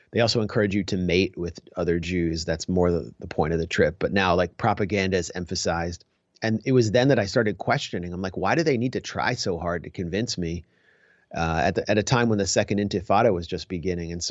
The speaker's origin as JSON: {"language": "English", "country": "United States", "said": "I went there first as an American Jew."}